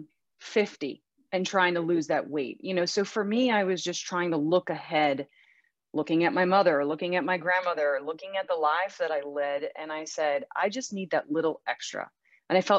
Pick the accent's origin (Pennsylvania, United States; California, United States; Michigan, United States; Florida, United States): Pennsylvania, United States; Western; I was born and raised in Western Pennsylvania